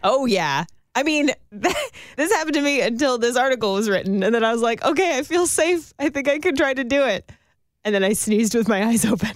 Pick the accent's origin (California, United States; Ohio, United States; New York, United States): California, United States; Northern; I grew up in Northern California